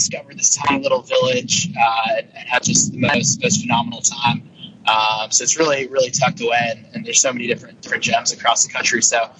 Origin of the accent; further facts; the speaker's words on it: New York, United States; moved away; also born or lived in Buenos Aires, Argentina; I grew up in New York